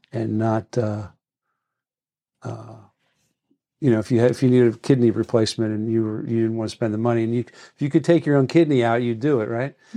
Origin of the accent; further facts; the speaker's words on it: Washington, District of Columbia, United States; I was born in D C and lived here most of my life.